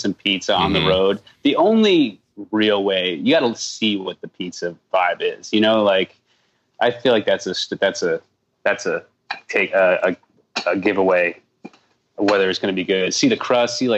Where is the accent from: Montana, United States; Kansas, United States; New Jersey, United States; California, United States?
New Jersey, United States; I'm from Jersey